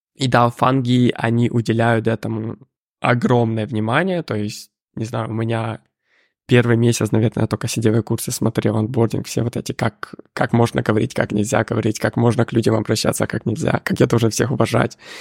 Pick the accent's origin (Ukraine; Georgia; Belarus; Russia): Ukraine; moved away as an adult; я сам с Украины